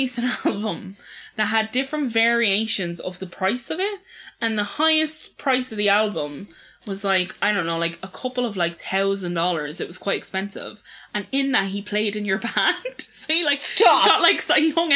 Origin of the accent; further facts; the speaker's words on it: Ireland; as Irish people